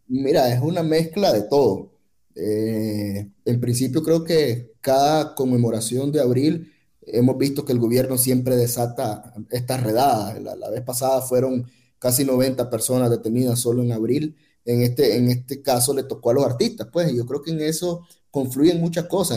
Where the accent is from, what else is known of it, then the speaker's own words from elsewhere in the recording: Nicaragua; como nicaragüenses